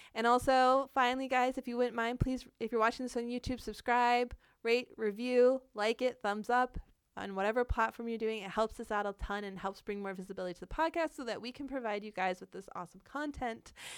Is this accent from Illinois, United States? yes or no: no; Florida, United States; moved away as an adult; now in Seattle, United States; we're from Florida